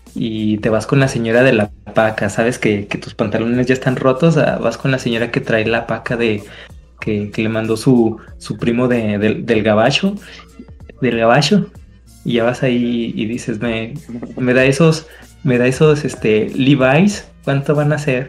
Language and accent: Spanish; Mexico; como mexicanos sabemos lo que significa